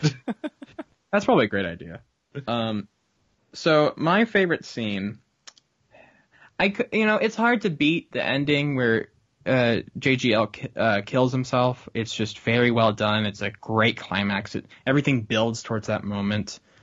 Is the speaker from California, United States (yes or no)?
no; Falls Church, Virginia, United States; I grew up in the Falls Church Fairfax area.